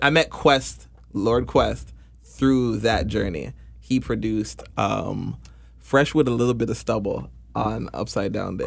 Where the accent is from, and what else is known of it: Toronto, Ontario, Canada; born or raised there